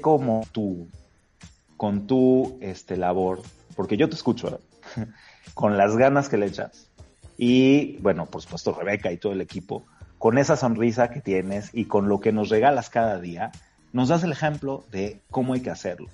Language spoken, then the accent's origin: Spanish; Mexico; Como judío habiendo nacido en México, en este bendito país, con todas las oportunidades que hemos tenido acá